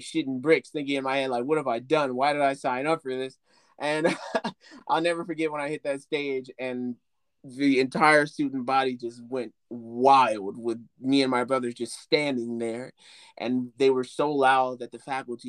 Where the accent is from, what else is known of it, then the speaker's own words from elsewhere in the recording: Chicago, Illinois, United States; moved away as an adult; now in Los Angeles, United States; my early life as a child, coming from the South Side of Chicago, coming from the ghettos of Chicago, growing up in Inglewood, and then eventually moving to the Roseland area